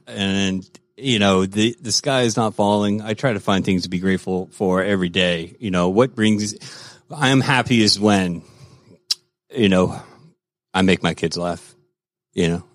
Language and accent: English; Florida, United States; now in Georgia, United States; I grew up in Florida